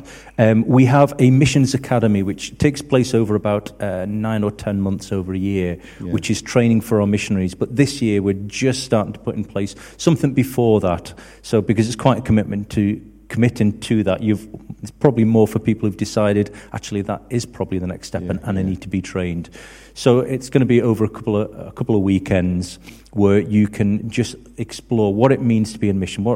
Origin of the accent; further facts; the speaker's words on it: just outside Liverpool, North West England, United Kingdom; moved away; I was brought up just outside Liverpool